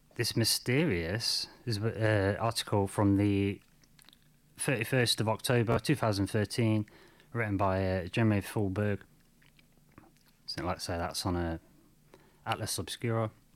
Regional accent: United Kingdom; I'm from Britain

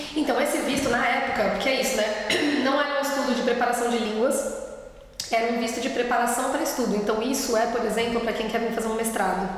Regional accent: São Paulo, Brazil; moved away as an adult; now in Berlin, Germany; eu nasci e cresci em São Paulo

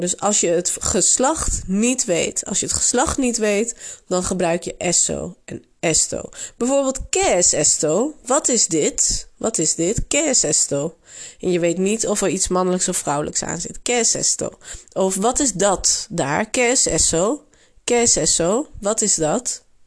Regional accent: Netherlands; accent: Dutch; also born or lived in Barcelona, Spain; je zult zeker ook mijn Nederlands accent horen

